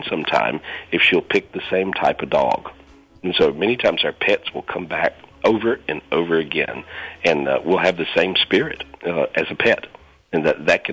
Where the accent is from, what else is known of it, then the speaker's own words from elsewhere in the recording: North Carolina, United States; moved away; I'm originally from North Carolina, and I have a house there now